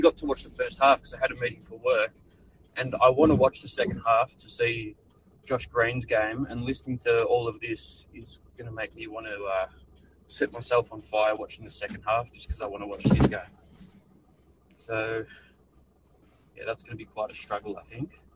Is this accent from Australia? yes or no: yes; Australia; I'm from Australia